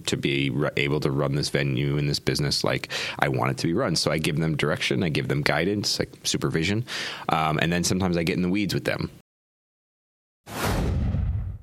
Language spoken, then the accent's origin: English; Minnesota, United States; also born or lived in Denver, Colorado / Argentina; now in Chicago, United States; I'm a Midwesterner. I'm from Minnesota.